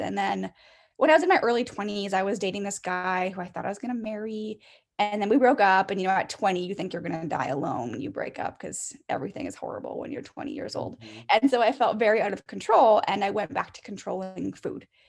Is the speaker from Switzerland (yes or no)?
no; Canada; I'm Canadian, so I was in elementary school until grade seven, and then we went to high school in grade eight.